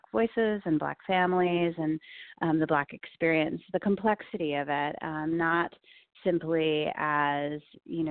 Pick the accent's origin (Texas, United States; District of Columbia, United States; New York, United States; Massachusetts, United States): New York, United States; Long Island; moved away as an adult; now in Bay Area, United States; So I was born in the state of New York in Long Island and then made my way here over now 15 years ago